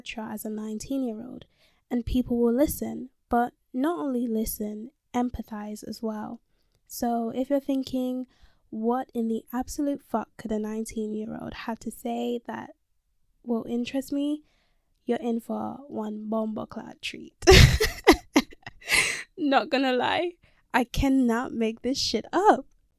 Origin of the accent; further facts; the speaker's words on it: London, United Kingdom; I was born and raised in London, and I'm currently 19 years old. Yes, I said I was born and raised in London.